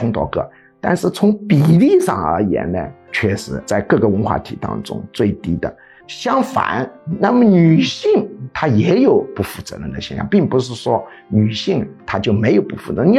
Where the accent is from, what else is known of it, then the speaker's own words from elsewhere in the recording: Jiangxi, China; moved away; 我老家江西